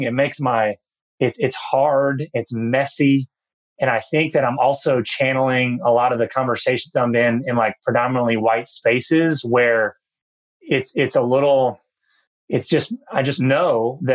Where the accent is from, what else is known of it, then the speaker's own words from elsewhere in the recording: New Bern, North Carolina, United States; I grew up in a town of New Bern, North Carolina